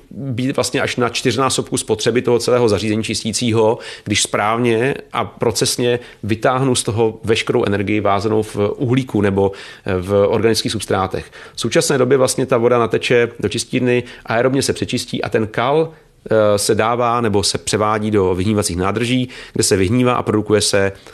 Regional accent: Czechia; My jsme jako Češi

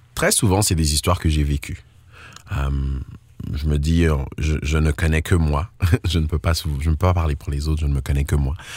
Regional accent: Côte d’Ivoire; also born or lived in Togo; now in Ontario, Canada; Je suis né en Côte d'Ivoire et j'ai grandi majoritairement en Côte d'Ivoire

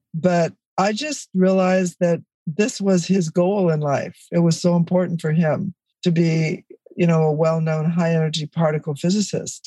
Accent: Los Angeles, California, United States; It was four people living in a one bedroom apartment that's what I grew up in in East Los Angeles

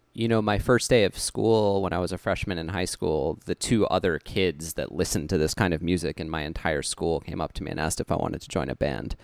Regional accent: Cutchogue, New York, United States; also born or lived in Huntington, New York; when I was about five years old, I moved out to a small town on the North Fork of Long Island called Kutchog

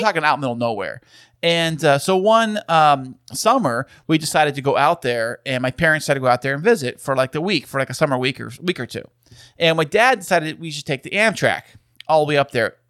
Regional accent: San Diego, California, United States; we are from San Diego

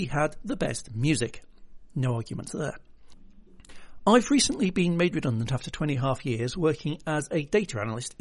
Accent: United Kingdom; I'm British

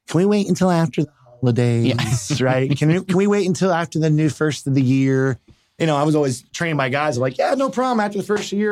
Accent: Cherry Hill, New Jersey, United States; also born or lived in Philadelphia; we grew up in Cherry Hill, New Jersey

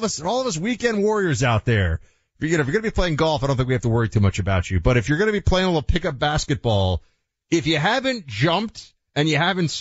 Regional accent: Northeast, United States; I'm from the Northeast

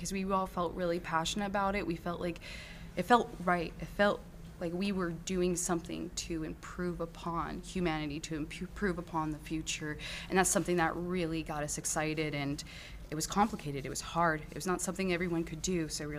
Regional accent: Alaska, United States; also born or lived in Indiana; No, I'm actually not from here. I was born in Indiana. I traveled a little bit, but I made my way to Alaska around the age of 4. So I feel Alaska is my home.

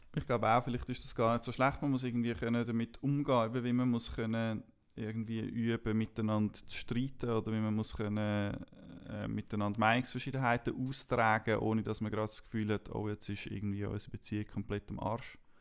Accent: Switzerland; Ich bin in der Schweiz aufgewachsen

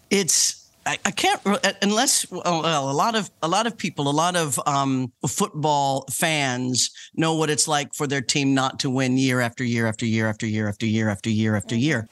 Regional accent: Leavenworth, Kansas, United States; I was born in Leavenworth, Kansas. Born and raised in Kansas

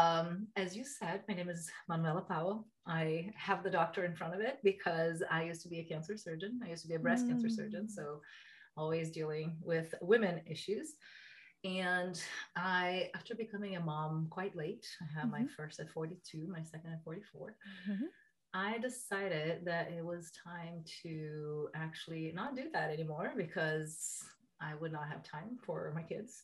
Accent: Brazil; moved away as an adult; now in United States; I'm from Brazil. I met my husband here in the US

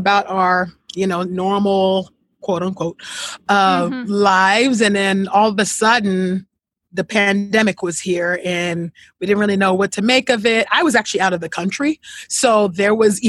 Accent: California, United States; I grew up in California, and I grew up in a Christian household

